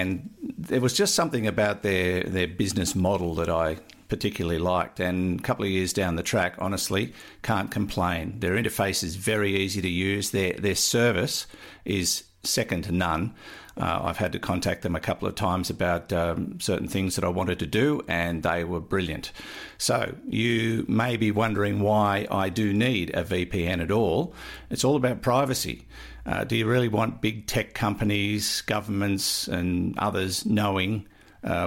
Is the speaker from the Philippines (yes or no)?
no; Australia; I'm Australian